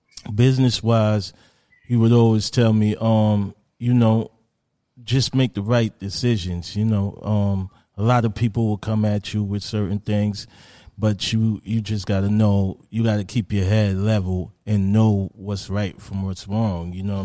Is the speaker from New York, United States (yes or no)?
yes; New York City, New York, United States; growing up in Southside, you know, a lot of people in South Jamaica, Queens know who I am